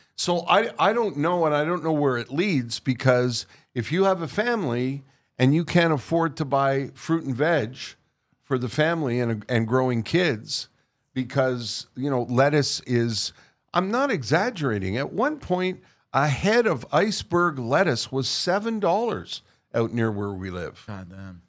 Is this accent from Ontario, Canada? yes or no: no; Montreal, Quebec, Canada; born or raised there; moved away